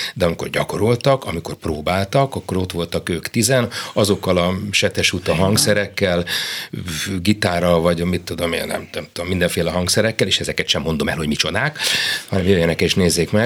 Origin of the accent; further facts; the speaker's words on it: Budapest, Hungary; also born or lived in Kaposvár / Zalaegerszeg / Szeged / Szolnok; Én mindig azt mondtam, hogy Pesti vagyok